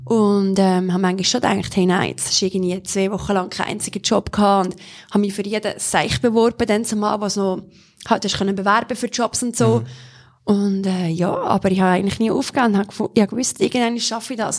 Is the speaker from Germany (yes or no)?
no; Solothurn, Switzerland; bin in Solothurn aufgewachsen